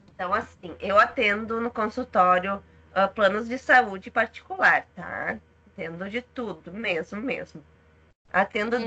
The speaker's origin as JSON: {"language": "Portuguese", "town": "São Leopoldo", "region": "Rio Grande do Sul", "country": "Brazil", "also_born_or_lived": "Santa Maria", "said": "Eu sou gaúcha, sou de São Leopoldo, região metropolitana de Porto Alegre"}